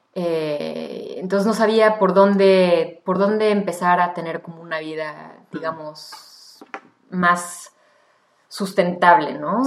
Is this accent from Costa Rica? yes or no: no; Mexico; first language Spanish; moved away as an adult; now in Montreal, Canada; crecí en México hasta los 18 años, el español es mi primera lengua